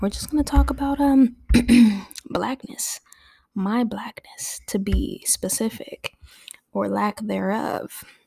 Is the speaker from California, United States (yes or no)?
yes; Torrance, California, United States; also born or lived in Oklahoma / Inglewood, California; I grew up in Torrance, California, which is a suburb south of Los Angeles